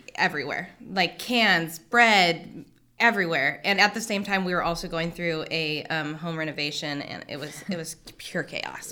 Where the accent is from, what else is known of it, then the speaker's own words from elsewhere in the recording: Hanford, California, United States; I was born and raised here in Hanford.